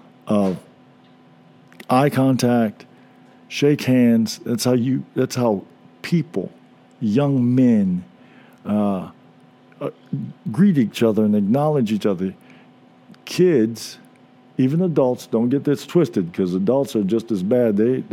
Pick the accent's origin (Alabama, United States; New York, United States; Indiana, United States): Indiana, United States; Indianapolis; from Indianapolis.